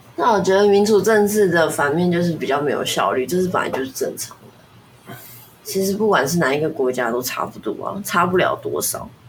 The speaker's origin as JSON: {"language": "Chinese", "country": "Taiwan", "said": "我还是觉得我是中国人这样子的意思。我不会觉得我，我不会觉得我是台湾人，所以不是中国人"}